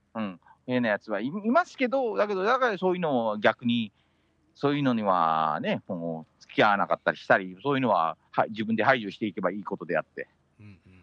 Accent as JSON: {"language": "Japanese", "region": "Metro Manila", "country": "Philippines", "tie": "born or raised there", "said": "メトロマニラで好きなスポットはやっぱり地元、実家"}